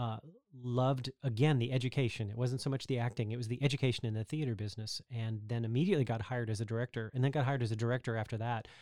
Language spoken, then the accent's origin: English; Texas, United States; I'm actually from Texas